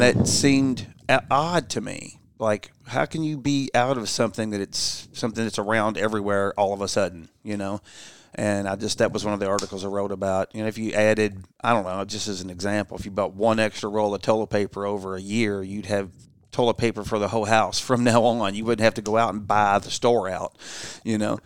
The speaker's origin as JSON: {"language": "English", "town": "Louisville", "region": "Kentucky", "country": "United States", "tie": "born or raised there", "said": "I grew up in Louisville, Kentucky"}